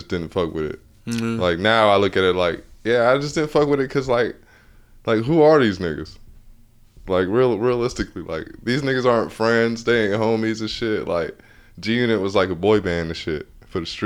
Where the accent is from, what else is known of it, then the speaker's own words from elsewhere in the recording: Atlanta, Georgia, United States; I'm from Atlanta